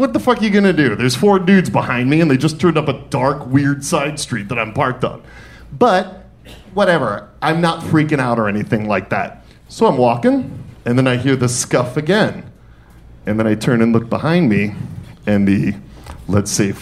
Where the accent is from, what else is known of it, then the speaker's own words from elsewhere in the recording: Detroit, Michigan, United States; moved away; also born or lived in New York City / Atlanta; I was born and raised in Detroit. And from Detroit, I then moved to New York City. And from New York City, I then came to Atlanta.